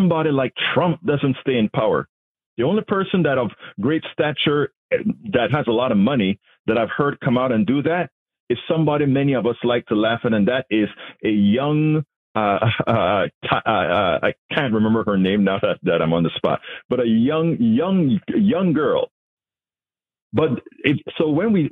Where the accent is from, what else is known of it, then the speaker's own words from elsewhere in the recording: Panama; now in United States; I'm from Panama